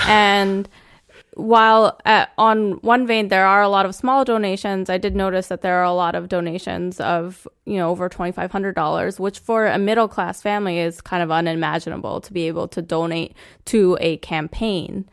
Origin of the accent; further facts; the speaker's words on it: New Jersey, United States; moved away; I grew up in New Jersey